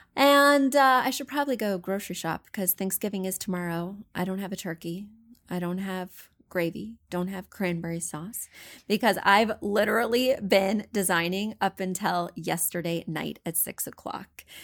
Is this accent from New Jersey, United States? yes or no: no; Missouri, United States; moved away; I'm from Missouri. I grew up poor